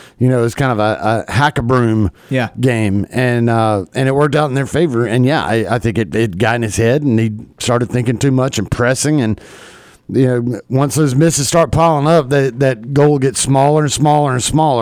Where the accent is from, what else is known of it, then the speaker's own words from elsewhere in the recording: Southeast, United States; I grew up in the Southeast